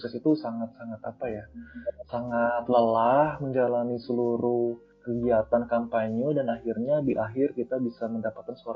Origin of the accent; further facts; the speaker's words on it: Tasikmalaya, West Java, Indonesia; saya ini uh, berasal dari Tasikmalaya suatu daerah lah kemarin kamu banyak Tasikmalaya di mana